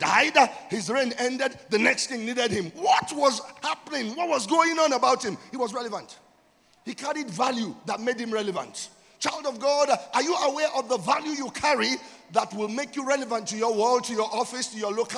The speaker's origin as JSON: {"language": "English", "country": "Nigeria"}